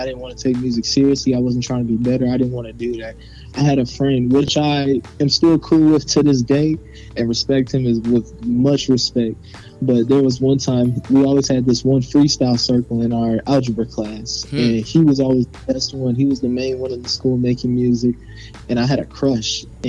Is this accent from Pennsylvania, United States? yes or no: no; Atlanta, Georgia, United States; now in Myrtle Beach, United States; Me, I'm naturally from Atlanta, but I moved down here to the Carolinas, and now I'm currently in Myrtle Beach